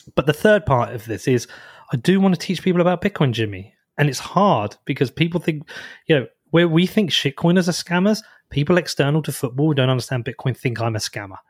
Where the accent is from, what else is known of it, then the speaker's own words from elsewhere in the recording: Bedford, East of England, United Kingdom; my hometown. Like, Bedford is a de-, deprived area